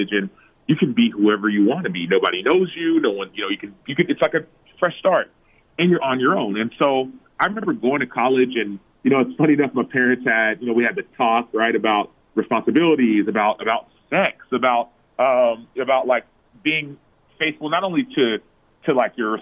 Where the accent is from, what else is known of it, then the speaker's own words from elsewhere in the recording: Dallas, Texas, United States; I am from Dallas, Texas. My parents are from Nigeria, actually, and so they were born and raised over there, came to America, and I've been in Texas the last, I don't know, I was born and raised in Texas